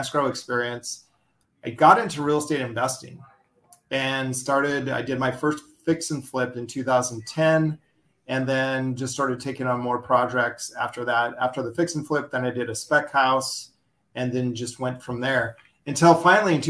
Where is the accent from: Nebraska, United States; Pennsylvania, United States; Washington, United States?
Washington, United States; Bellingham; I'm located in Bellingham, Washington, which is about 100 miles north of Seattle. We're actually closer to Vancouver, BC than we are to Seattle. So Wow. Beautiful place here in the Pacific Northwest. We've got mountains, we've got ocean, we've got islands. It's phenomenal. It's a big demand location people want to move to. So a lot of people moving into the area.